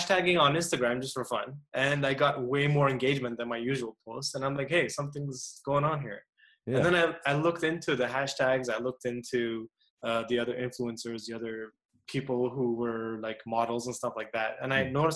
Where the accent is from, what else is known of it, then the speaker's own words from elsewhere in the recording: Montreal, Quebec, Canada; I'm from Montreal in Canada